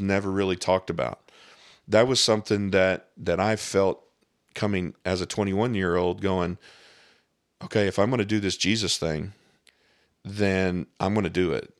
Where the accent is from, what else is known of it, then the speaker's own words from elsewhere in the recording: Scott County, Southern Indiana, United States; I grew up here in Southern Indiana